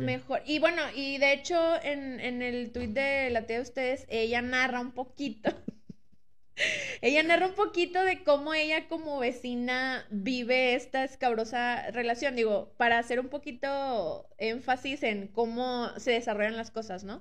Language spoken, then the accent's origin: Spanish; Monterrey, Nuevo León, Mexico; nosotros somos regios